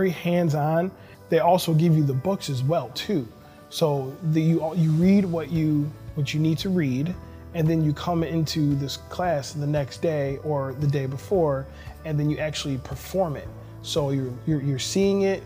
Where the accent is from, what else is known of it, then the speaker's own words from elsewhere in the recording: Elmhurst, Illinois, United States; I was born in Elmhurst Hospital, and which is in DuPage County